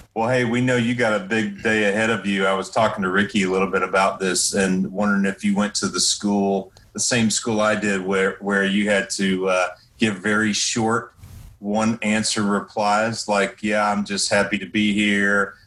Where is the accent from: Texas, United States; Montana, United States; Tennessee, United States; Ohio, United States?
Tennessee, United States; East; I grew up in East Tennessee